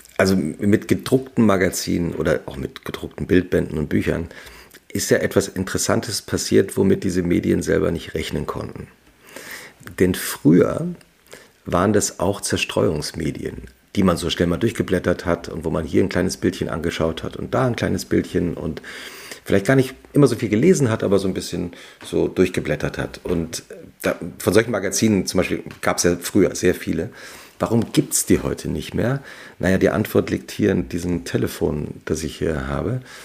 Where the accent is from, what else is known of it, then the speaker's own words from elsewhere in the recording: Langgöns, Hesse, Germany; also born or lived in Butzbach; Ich bin ja im Dorf aufgewachsen in Langöns, also nördlich von Frankfurt bei Gießen. Bin in Butzbach zur Schule gegangen.